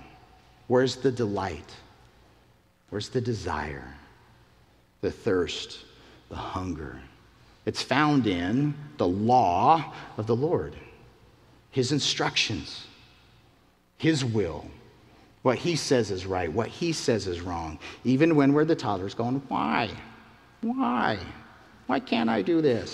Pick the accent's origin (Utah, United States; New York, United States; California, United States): Utah, United States; moved away; I'm from the Mountain West in Utah